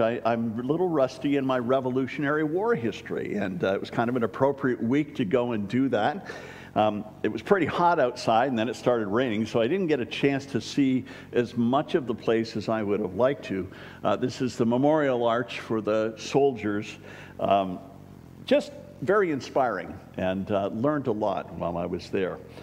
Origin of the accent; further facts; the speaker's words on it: Waynesboro, United States; I'm from Waynesboro